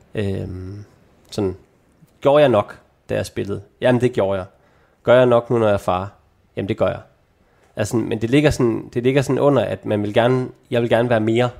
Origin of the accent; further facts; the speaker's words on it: North Jutland, North Denmark Region, Denmark; moved away; der hvor jeg kommer fra, i Nordjylland